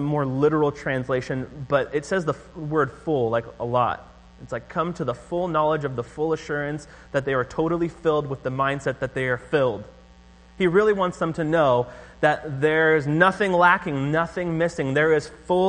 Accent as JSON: {"language": "English", "area": "Orange County", "region": "California", "country": "United States", "moved": "yes", "said": "I'm from Orange County"}